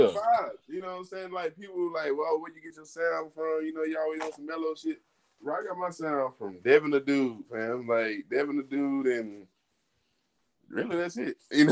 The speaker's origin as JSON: {"language": "English", "region": "Texas", "country": "United States", "said": "I was coming from Texas"}